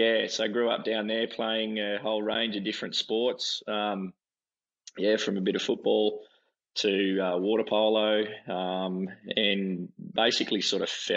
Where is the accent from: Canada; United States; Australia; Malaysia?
Australia; Berkeley Vale, New South Wales; I grew up on the Central Coast, down at a little area called Berkeley Vale, which is sort of near the entrance in Terrigal.